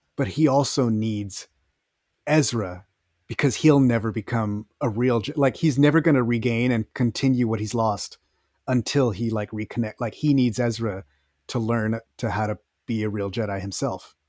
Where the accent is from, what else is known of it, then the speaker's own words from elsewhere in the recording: Texas, United States; I'm from Texas, so, well, yeah, I remember how it was over there